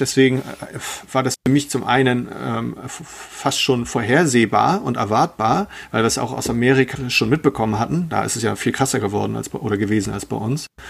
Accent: Germany; bei uns in Deutschland

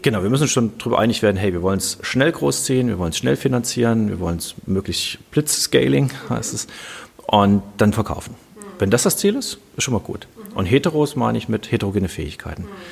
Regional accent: Kassel, Hesse, Germany; Ich komme aus Kassel, bin hier aufgewachsen, habe hier studiert

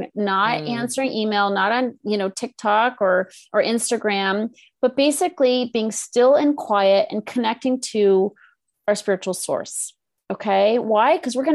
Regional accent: Northeast, United States; now in California, United States; I'm from the Northeast

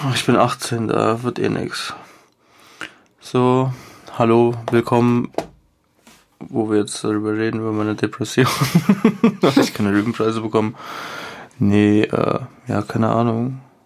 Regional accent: Germany; ich bin in Deutschland groß geworden.

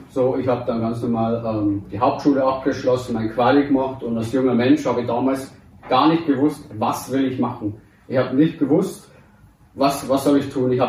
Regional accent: Deggendorf, Bavaria, Germany; bin 28 Jahre, also 91er Baujahr, geboren hier auch in Deckendorf, bin aber in einer Nebensiedlung hier aufgewachs

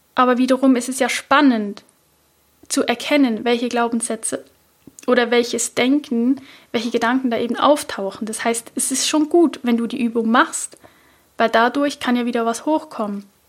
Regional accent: Switzerland; accent: Swiss German; first language Swiss German; ich bin ja Schweizerin, also ich spreche natürlich all diese Affirmationen nicht auf Hochdeutsch, sondern auf Schweizerdeutsch

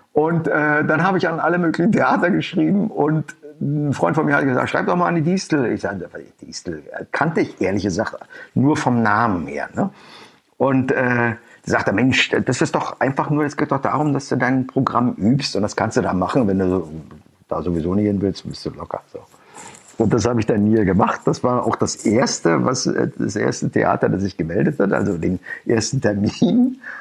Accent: Schwerin, Mecklenburg-Vorpommern, Germany; also born or lived in Rostock; Schwerin ist meine Heimatstadt

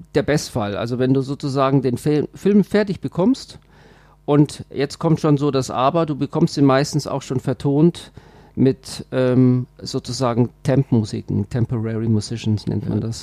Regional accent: Switzerland; also born or lived in Bavaria; now in Germany; ich bin ja Schweizer, also wenn ich das mal so, so sagen darf, aber nur Zugereister. Ja. Ich fühle mich äh, total als Bayer

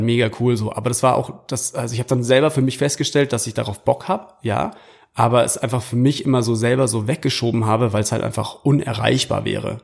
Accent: Munich, Bavaria, Germany; kommend aus München oder aus Bayern

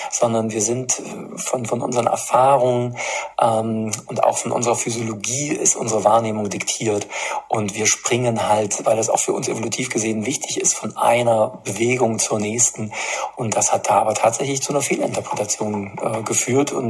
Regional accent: Erfurt, Thuringia, Germany; wenn sich Städte, wie es auch in meiner Heimatstadt der Fall ist, in, in Erfurt äh, zu einem grundsätzlichen Leinenzwang verpflichtet sehen

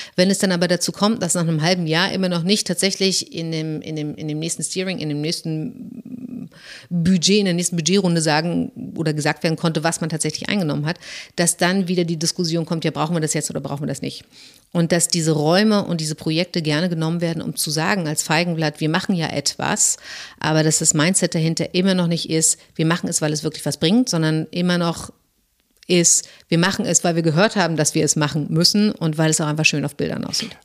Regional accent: Germany; als Deutsche

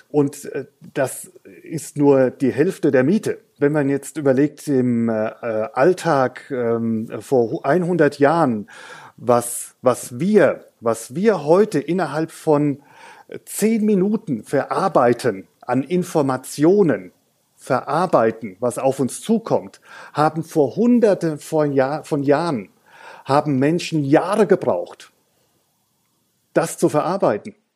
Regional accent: Hesse, Germany; Also ich bin, ich bin Hesse, aber eigentlich als Hesse ist man auch ein halber Franke und ein Franke ist eigentlich ein halber Hesse.

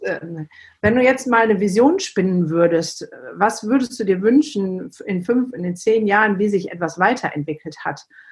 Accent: the Ruhr area, North Rhine-Westphalia, Germany; moved away; ich komme ja eigentlich auch aus dem Pott

